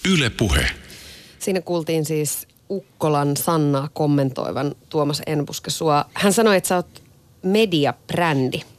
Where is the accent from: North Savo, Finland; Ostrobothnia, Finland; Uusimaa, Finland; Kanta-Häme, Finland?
North Savo, Finland; Iisalmi; oon Iisalmesta kotoisin